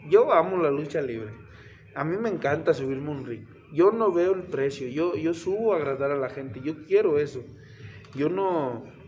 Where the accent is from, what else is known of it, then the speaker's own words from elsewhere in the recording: Tlaxcala, Mexico; yo soy originario de Tlaxcala